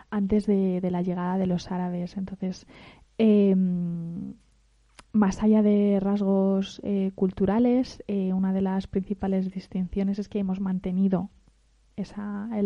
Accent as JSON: {"language": "Spanish", "country": "Spain", "said": "Yo puedo decir que soy amazigui y soy española."}